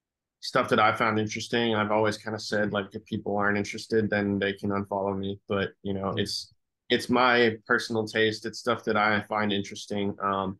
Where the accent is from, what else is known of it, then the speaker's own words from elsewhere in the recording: New York, United States; born there; also born or lived in Chicago / San Francisco / Los Angeles; I was born in New York. I lived in Chicago for a period of time, then San Francisco, and then Los Angeles.